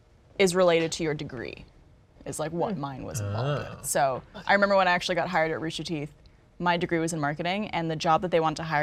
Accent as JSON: {"language": "English", "town": "Ottawa", "region": "Ontario", "country": "Canada", "moved": "yes", "lives_now": "Austin, United States", "said": "I was from Ottawa"}